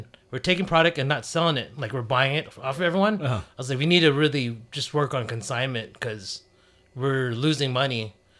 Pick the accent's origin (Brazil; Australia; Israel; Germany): Germany; that's like when I grew up in Germany, we started breaking